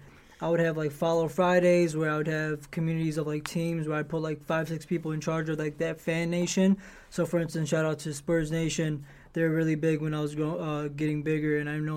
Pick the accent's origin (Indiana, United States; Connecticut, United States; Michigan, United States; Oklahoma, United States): Michigan, United States; Detroit; they know I'm from Detroit